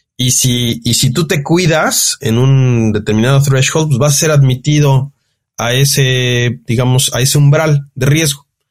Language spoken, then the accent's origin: Spanish; Mexico; como mexicano, como latino